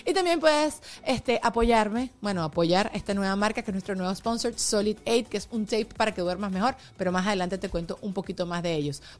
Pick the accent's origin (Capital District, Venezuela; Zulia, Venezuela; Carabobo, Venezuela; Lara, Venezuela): Capital District, Venezuela; Caracas; Soy venezolana, caraqueña.